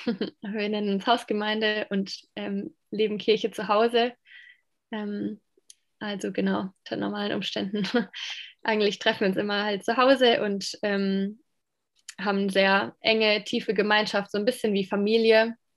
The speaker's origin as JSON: {"language": "German", "town": "Landau", "region": "Rhineland-Palatinate", "country": "Germany", "tie": "born or raised there", "also_born_or_lived": "Romania / Moldova", "moved": "as an adult", "lives_now": "Ludwigsburg, Germany", "said": "ich ähm, bin mehr oder weniger aufgewachsen in Landau"}